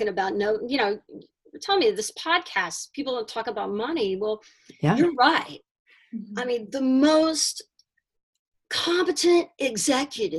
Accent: Houston, Texas, United States; moved away; my hometown of Houston, and I go back there now

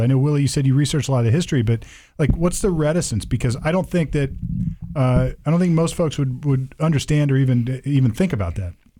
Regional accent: Sunbury, Ohio, United States; I grew up out in Sunbury, Ohio

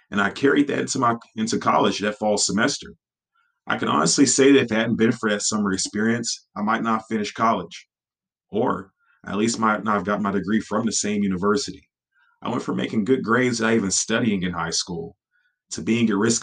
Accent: Beaumont, Texas, United States; the local college in my hometown of Beaumont, Texas

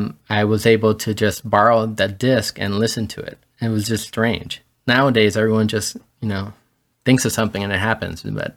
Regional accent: Miami, Florida, United States; also born or lived in Gran Canaria, Spain; And I was born in 73 in La Palma, Gran Canaria, which is a little island off of Africa that is property of Spain. And that's where my grandparents were from. And at some point, my parents decided to move to the States. And I was 6 months old and we came over. Grew up in Miami.

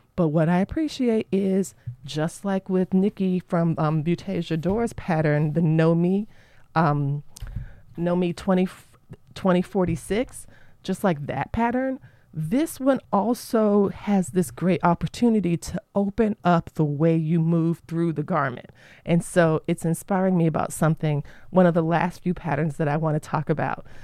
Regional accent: Florida, United States; moved away; my home state of Florida

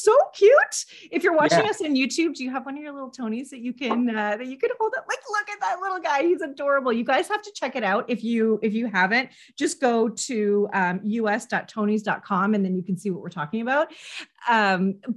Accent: Canada; I am Canadian

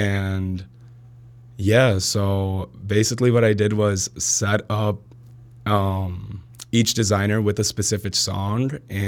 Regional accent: Plainfield, Illinois, United States; I went to school in Plainfield my whole life.

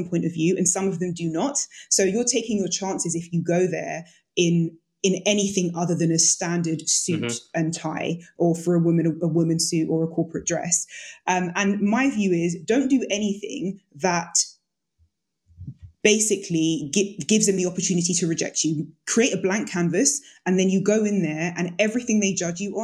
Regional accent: Jamaica; I'm Jamaican.

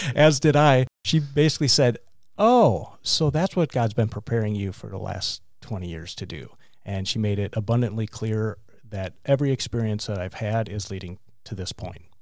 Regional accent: Mayville, Wisconsin, United States; also born or lived in Cleveland, Ohio; I grew up in Wisconsin, small town called Mayville, four thousand people

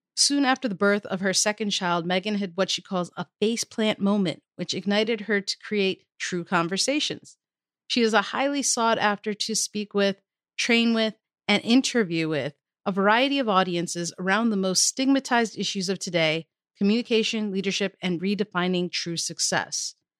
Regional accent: Maryland, United States; my home state of Maryland

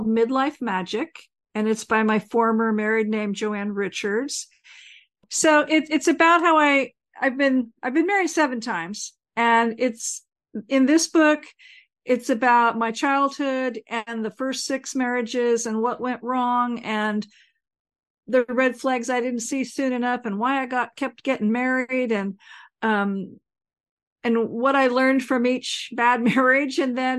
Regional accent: California, United States; now in Portland, United States; I live in Portland, Oregon. I'm formerly from California.

